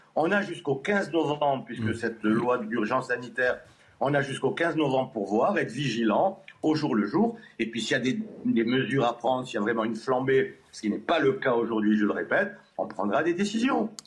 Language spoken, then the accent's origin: French; France; chez nous, en France